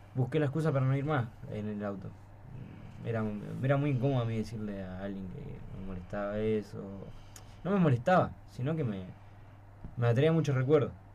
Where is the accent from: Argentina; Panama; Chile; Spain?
Argentina; Florencio Varela, Buenos Aires Province; soy de Varela